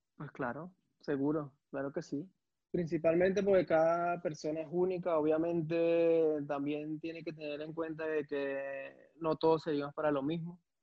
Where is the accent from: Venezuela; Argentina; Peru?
Venezuela; Caracas, Capital District; moved away as an adult; also born or lived in Belgium; vengo del 23 de enero de, Caracas, de la parroquia